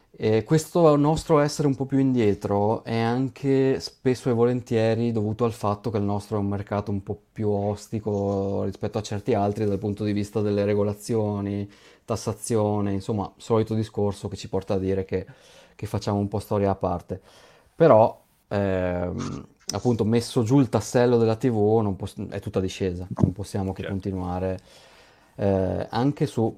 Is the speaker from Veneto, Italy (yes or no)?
yes; Veneto, Italy; io sono veneto